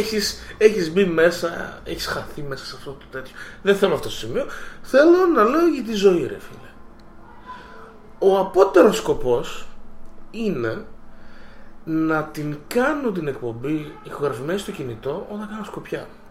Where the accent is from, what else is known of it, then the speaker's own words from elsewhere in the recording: Greece; Και ενώ γεννήθηκα στην Ελλάδα και πήρα την υπηκότητα στα 26